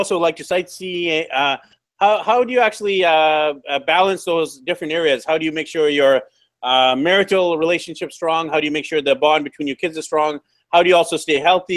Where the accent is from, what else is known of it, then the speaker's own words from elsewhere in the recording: Canada; now in South America; I'm actually from Canada